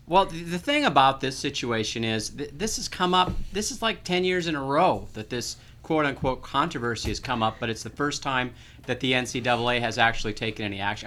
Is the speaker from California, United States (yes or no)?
no; Minnesota, United States; I'm I'm from the Midwest. I, I was born and raised in Minnesota